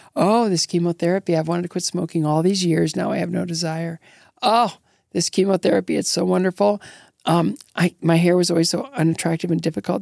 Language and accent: English; Northwestern Ohio, United States; moved away; I grew up in Northwestern Ohio, just south of Detroit